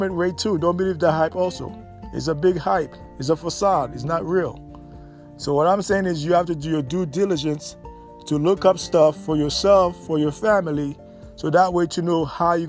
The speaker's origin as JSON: {"language": "English", "country": "United States", "said": "as American"}